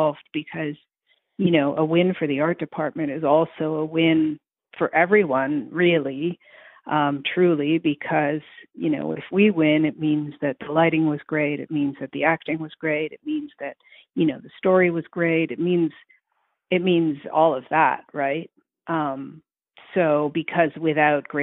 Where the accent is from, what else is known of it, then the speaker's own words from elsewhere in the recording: Montreal, Quebec, Canada; I'm from Montreal